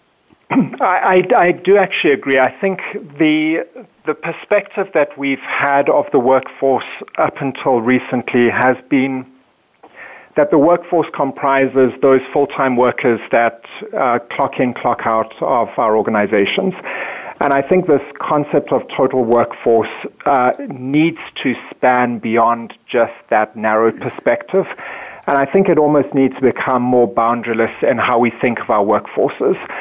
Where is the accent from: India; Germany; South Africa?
South Africa; moved away as an adult; now in Minneapolis, United States; I come from South Africa, born and raised, and moved to the um, States in 2005.